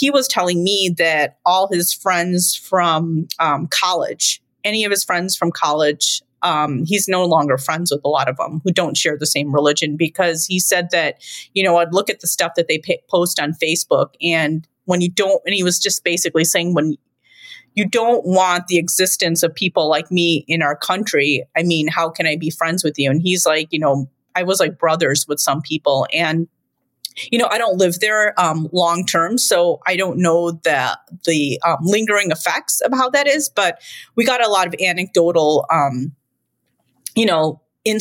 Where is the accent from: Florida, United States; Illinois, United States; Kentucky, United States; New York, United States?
Illinois, United States; Chicago; I'm the one that was born here.